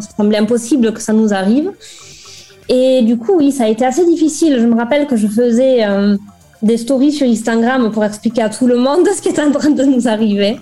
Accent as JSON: {"language": "French", "town": "Toulouse", "region": "Occitania", "country": "France", "also_born_or_lived": "Lille", "accent": "accent ensoleillé", "moved": "as an adult", "lives_now": "Cesena, Italy", "said": "je suis toulousaine"}